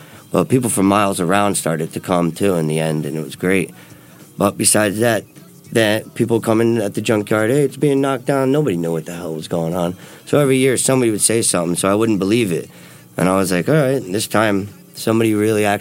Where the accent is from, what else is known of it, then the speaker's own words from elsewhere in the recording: Kearny, New Jersey, United States; moved away as an adult; also born or lived in Newark, New Jersey; I was born and raised in Kearney, New Jersey.